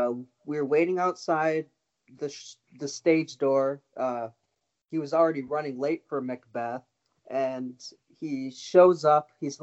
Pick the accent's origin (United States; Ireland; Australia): United States; Minnesota; But I told him I came all the way from the U.S. to meet him. Oh. Where are you from? I said Minnesota.